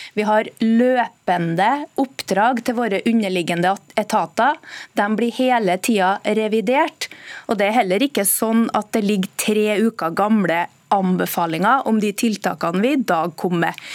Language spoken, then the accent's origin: Norwegian; central Norway, Norway; I Midt-Norge, der jeg kommer fra